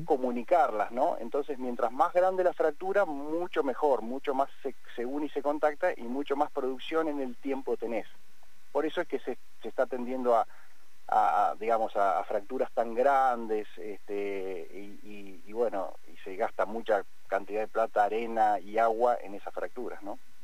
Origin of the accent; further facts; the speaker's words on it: Argentina; nacimos acá, eh, dos en Chipoletti, dos en, en Vista Alegre, y este, nos, asociamos después de un tiempo, pero nosotros nacimos, estudiamos, crecimos